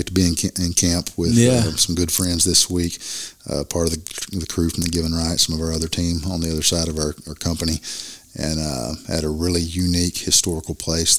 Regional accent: Bible Belt, Southern United States, United States; But you got to remember, we're from the Bible Belt.

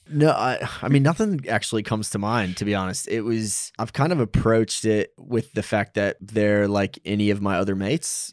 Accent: United States; moved away as an adult; also born or lived in New York City; now in Australia; being an American

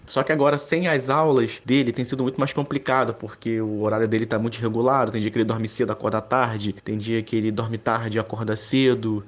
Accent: Rio de Janeiro, Brazil; eu tenho 27 anos, eu sou do Rio de Janeiro

